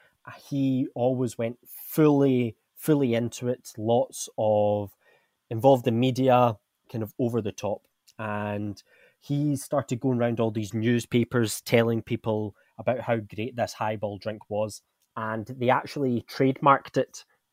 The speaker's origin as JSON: {"language": "English", "region": "Scotland", "country": "United Kingdom", "moved": "yes", "lives_now": "India", "said": "I'm from Scotland, where, let's just say, it's not very warm."}